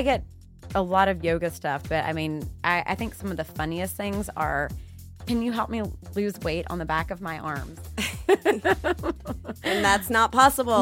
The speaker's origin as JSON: {"language": "English", "region": "the South", "country": "United States", "tie": "born or raised there", "said": "growing up in the South"}